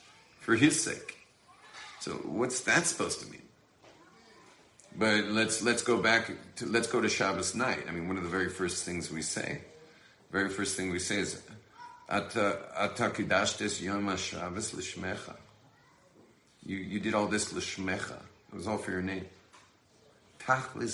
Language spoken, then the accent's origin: English; Los Angeles, California, United States; I'm from Hollywood